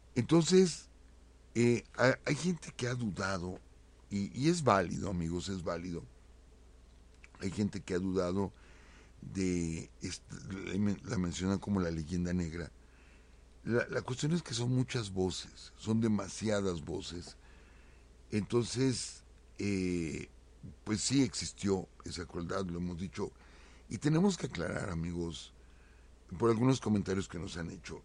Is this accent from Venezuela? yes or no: no; Mexico; now in Mexico City, Mexico; nuestra identidad como mexicanos